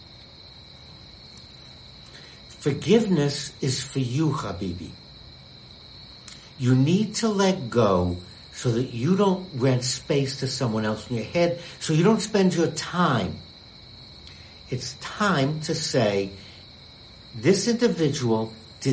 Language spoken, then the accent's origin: English; United States; being an American